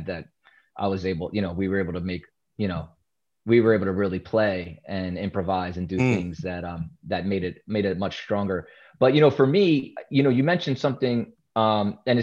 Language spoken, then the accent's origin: English; Philadelphia, Pennsylvania, United States; In West Philadelphia, born and raised